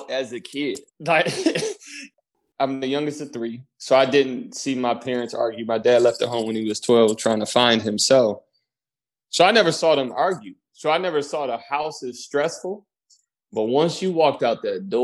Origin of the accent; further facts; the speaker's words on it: Detroit, Michigan, United States; moved away as an adult; also born or lived in Savannah, Georgia; I grew up in Detroit, Michigan